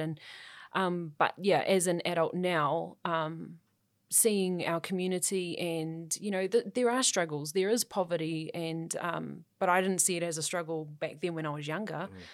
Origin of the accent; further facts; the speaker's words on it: Auckland, New Zealand; growing up in South Auckland was absolutely fine.